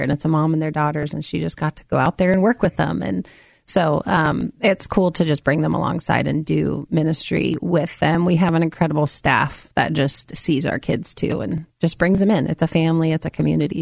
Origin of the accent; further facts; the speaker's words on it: Amity, Oregon, United States; also born or lived in Minnesota / Salem, Oregon; I grew up in Amity, Oregon. I was born in Minnesota, but we moved here when I was five